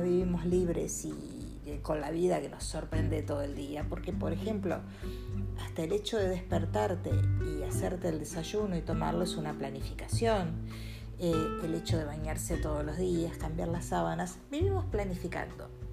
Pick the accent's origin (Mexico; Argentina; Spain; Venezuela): Argentina; Los argentinos estamos